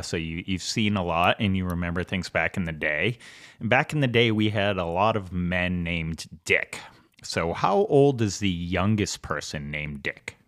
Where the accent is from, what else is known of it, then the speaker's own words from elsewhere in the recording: Boston, Massachusetts, United States; I grew up in Southie